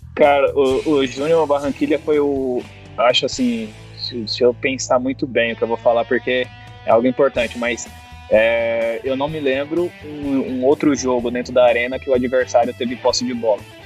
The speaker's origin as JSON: {"language": "Portuguese", "region": "São Paulo", "country": "Brazil", "said": "Eu sou de São Paulo"}